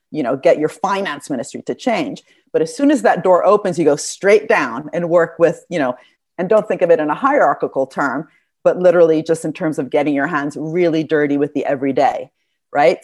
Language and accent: English; Italy; moved away; I'm from Italy.